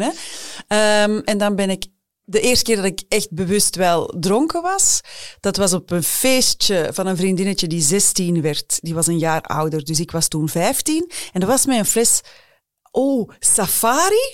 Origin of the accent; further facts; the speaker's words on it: Flanders, Belgium; Bij ons in Vlaanderen